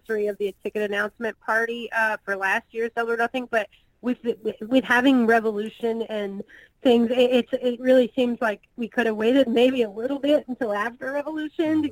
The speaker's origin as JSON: {"language": "English", "town": "Kansas City", "country": "United States", "tie": "born or raised there", "said": "That's in my hometown"}